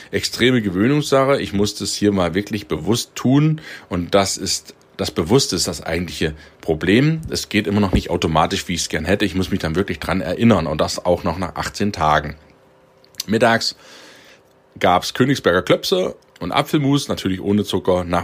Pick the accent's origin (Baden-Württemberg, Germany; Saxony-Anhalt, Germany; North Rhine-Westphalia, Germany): Saxony-Anhalt, Germany; Halle; born there; Und Sohl, Eier und Schlagwurst in meiner Geburtsstadt, das ist Halle Saale, bei den Haloren.